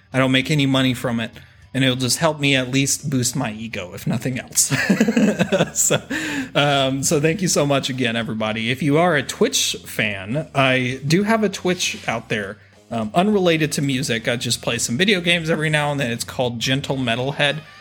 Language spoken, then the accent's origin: English; Texas, United States; I'm a Texan